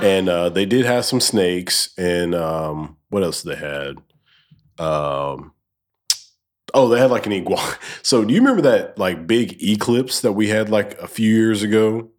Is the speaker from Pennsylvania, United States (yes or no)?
no; Alabama, United States; I'm from Alabama